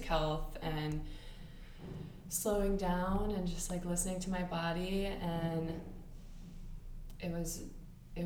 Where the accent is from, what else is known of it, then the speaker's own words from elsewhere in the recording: Florida, United States; also born or lived in Alabama; I was born in Alabama, but I moved to Florida when I was in fourth grade. So my time has been kind of split between Alabama